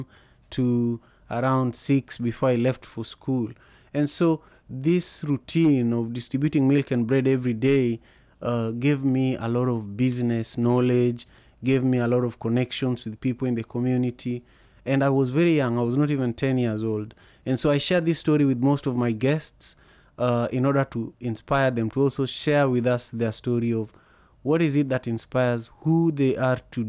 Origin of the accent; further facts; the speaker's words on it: Kisumu, Kisumu County, Kenya; moved away; I grew up in Manyata CJ, right opposite Magadi Primary School